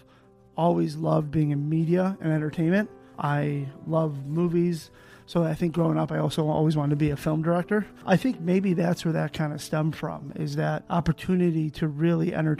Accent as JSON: {"language": "English", "town": "Chicago", "region": "Illinois", "country": "United States", "tie": "born or raised there", "said": "I grew up in Chicago, right outside of Chicago."}